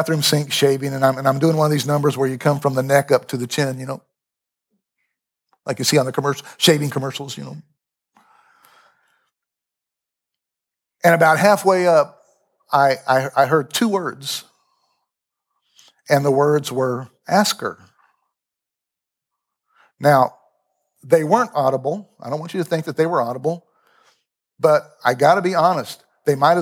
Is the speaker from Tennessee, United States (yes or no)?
no; Lawrence, Kansas, United States; I'm from Lawrence